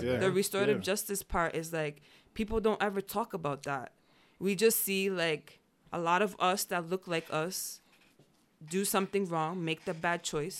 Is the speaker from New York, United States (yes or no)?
yes; Yonkers, New York, United States; born there; I was born in Yonkers.